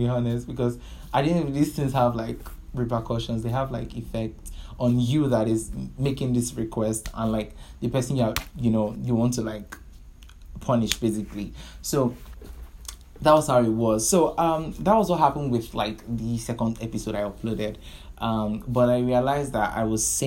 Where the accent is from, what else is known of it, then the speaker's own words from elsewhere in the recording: Nigeria; I'm a Nigerian